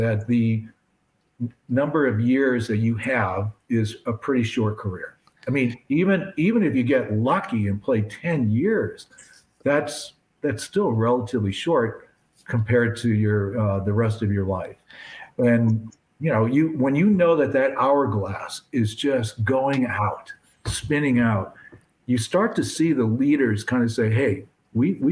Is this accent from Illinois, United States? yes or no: yes; Chicago, Illinois, United States; I grew up in Chicago